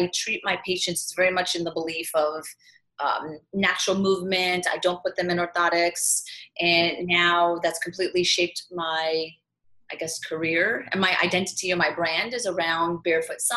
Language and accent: English; Midwest, United States; moved away as an adult; also born or lived in Manhattan, New York; now in New York City, United States; I'm from the Midwest